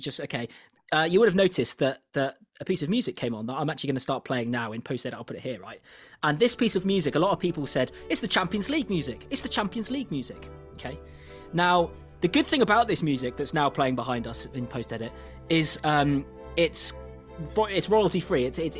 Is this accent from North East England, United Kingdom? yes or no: yes; Newcastle, North East England, United Kingdom; I am from Newcastle. I was born there, but I do not have a Geordie accent.